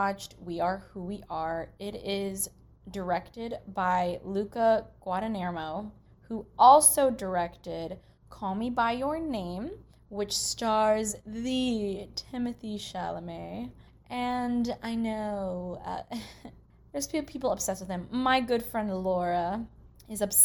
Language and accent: English; Anchorage, Alaska, United States; I grew up in Anchorage, Alaska.